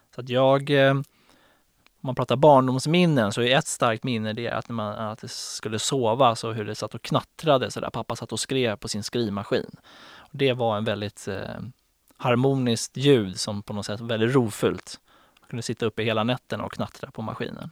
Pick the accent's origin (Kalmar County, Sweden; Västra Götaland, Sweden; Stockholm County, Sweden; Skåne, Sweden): Stockholm County, Sweden; Stockholm; jag är uppväxt i Farsta och söderkille